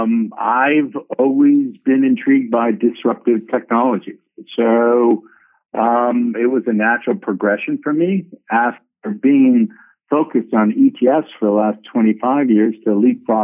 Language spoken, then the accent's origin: English; New York City, New York, United States; I'm actually from Manhattan